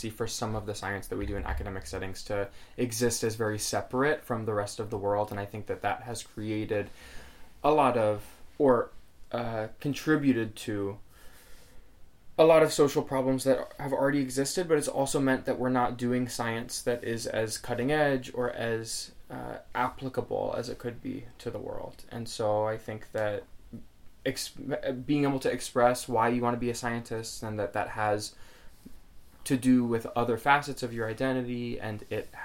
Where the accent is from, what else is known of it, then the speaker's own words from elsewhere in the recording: Portland, Oregon, United States; moved away as an adult; also born or lived in Minnesota; now in Massachusetts, United States; I am originally from the West Coast, Portland, Oregon.